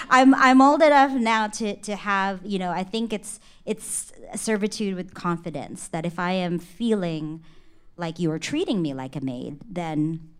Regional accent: Philippines; because I think being a Filipino, servitude is a thing in our culture, right?

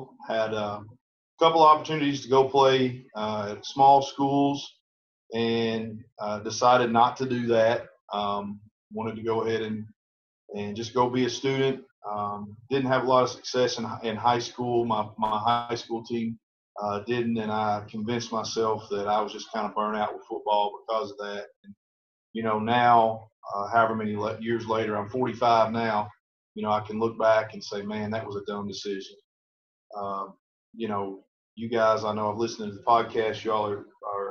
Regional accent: Edmonson County, Kentucky, United States; also born or lived in Grayson County, Kentucky; I just needed to move on from my hometown

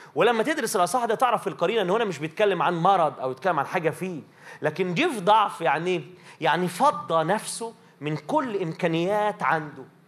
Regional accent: Minya, Minya Governorate, Egypt; عندنا في المنيا يبقى مثلا ايه في ترانيم معينه

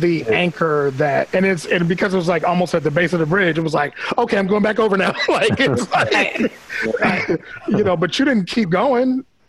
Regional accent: Washington, District of Columbia, United States; I live in Anacostia now. I've been here. I grew up in Northeast Langdon Park. My parents still live over there.

